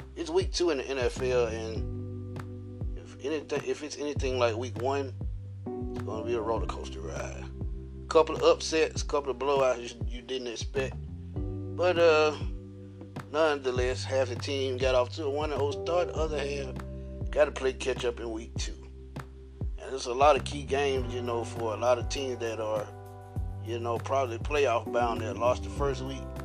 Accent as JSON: {"language": "English", "town": "Atlanta", "region": "Georgia", "country": "United States", "tie": "born or raised there", "said": "my hometown Falcons"}